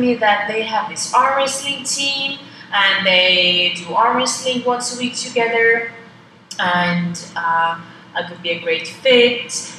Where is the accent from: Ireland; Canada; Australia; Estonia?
Estonia; moved away as an adult; now in Mexico; I come from Estonia. We have like million people